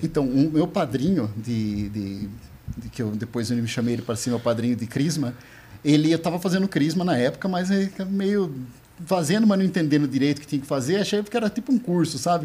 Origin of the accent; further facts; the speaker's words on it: São Roque, São Paulo, Brazil; Eu sou de São Roque